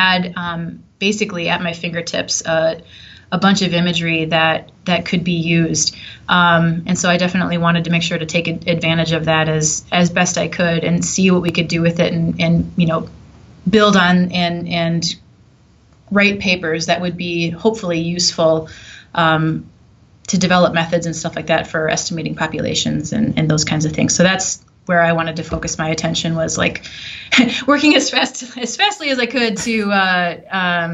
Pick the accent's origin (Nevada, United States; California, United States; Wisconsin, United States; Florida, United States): Wisconsin, United States; also born or lived in Southern Illinois; now in Minnesota, United States; growing up in Wisconsin